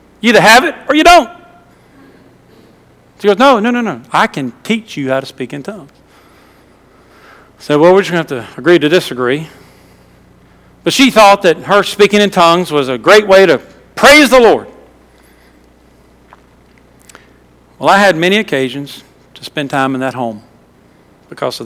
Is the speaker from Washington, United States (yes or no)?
no; Louisiana, United States; moved away; I was from Louisiana